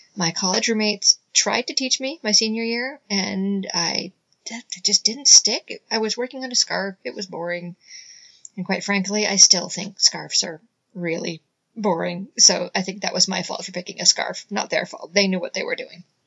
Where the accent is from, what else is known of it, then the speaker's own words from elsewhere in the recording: United States; she and I were both born and raised in the US